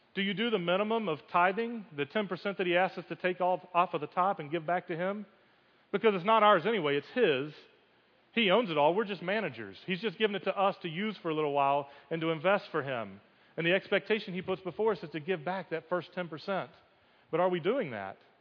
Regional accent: United States; growing up as an American Christian

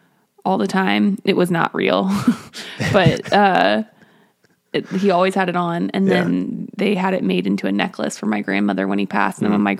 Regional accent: Springfield, Missouri, United States; I'm from Springfield, Missouri, and I would have, like, I grew up in Glendale District, but I went to Central across town because I was in the International Baccalaureate program.

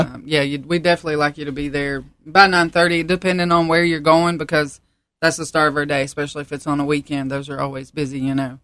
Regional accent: Piney Creek, North Carolina, United States; also born or lived in Baltimore, Maryland; I was born in Baltimore, Maryland, but I've pretty much lived in North Carolina all my life, born and raised here.

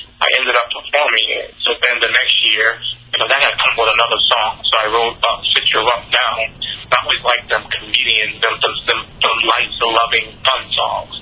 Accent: Boston, Massachusetts, United States; I grew up in the heart of Boston, grew up in a real, real bad neighborhood, the projects

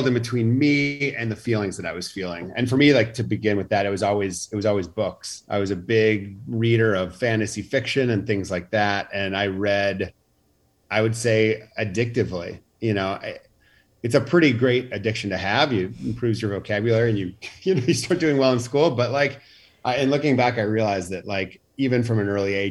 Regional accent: Charlotte, North Carolina, United States; also born or lived in Chicago, Illinois; I grew up in Chicago till I was 9, and then we moved to Charlotte, North Carolina

